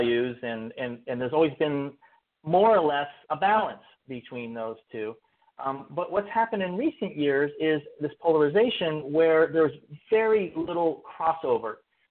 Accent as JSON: {"language": "English", "town": "Berkeley", "region": "California", "country": "United States", "tie": "born or raised there", "said": "I grew up in Berkeley, California"}